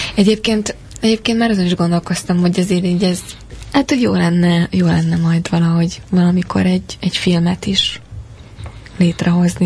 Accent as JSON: {"language": "Hungarian", "country": "Hungary"}